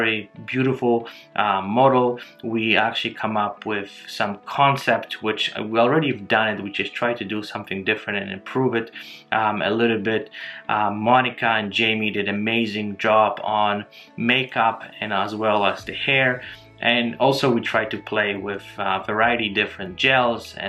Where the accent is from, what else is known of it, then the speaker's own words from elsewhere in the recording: Poland; moved away; I'm originally from Poland and my family still lives here